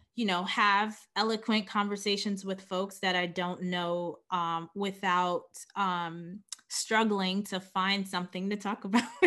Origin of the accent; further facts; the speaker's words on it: New York City, New York, United States; born and raised in Queens